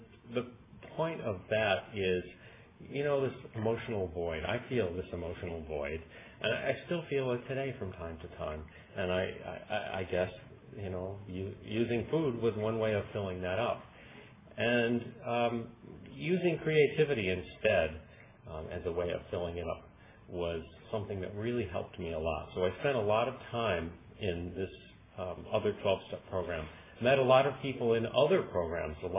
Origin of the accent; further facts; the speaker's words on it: Chicago, Illinois, United States; moved away as an adult; I was born in Chicago as well